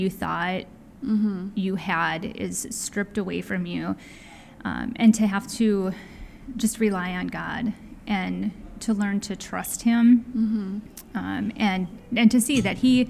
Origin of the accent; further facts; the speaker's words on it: Wisconsin, United States; moved away as an adult; I grew up in Wisconsin, followed a boy around the country, moved several times